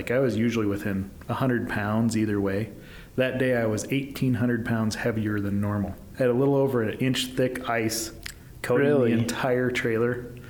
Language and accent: English; Nebraska, United States; now in Utah, United States